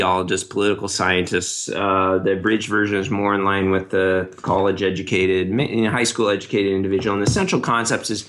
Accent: United States; I'm an American

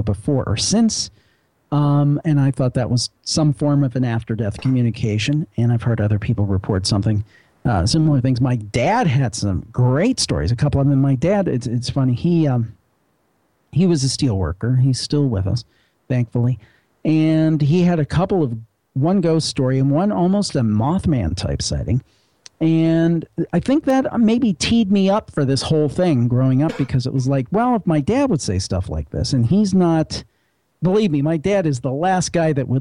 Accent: Cleveland, Ohio, United States; I come from the Cleveland area

